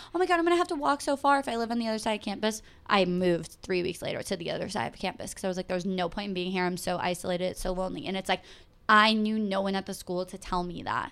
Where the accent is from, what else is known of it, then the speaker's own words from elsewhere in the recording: Massachusetts, United States; I am From Massachusetts, I went to Boston University with Gretchen